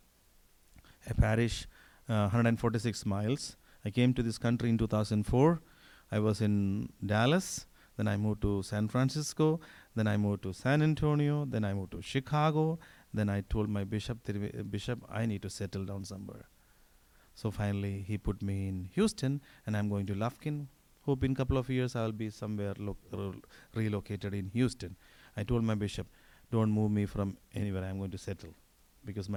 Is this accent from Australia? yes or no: no; India; moved away; I'm Indian.